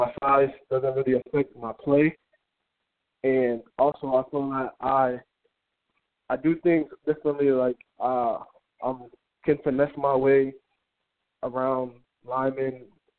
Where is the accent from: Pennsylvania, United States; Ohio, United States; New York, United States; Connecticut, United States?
Connecticut, United States; Hartford; growing up here, I mean, it wasn't that good. Like, it's a tough place to grow up